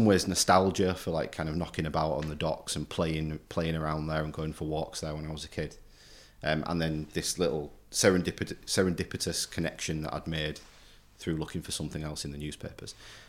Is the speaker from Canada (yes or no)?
no; Hull, Yorkshire and the Humber, United Kingdom; because I'm from Marfleet. So I grew up in the shadow of Craven Park, hearing the speedway and the rugby at one side and the ship's hooters at the other side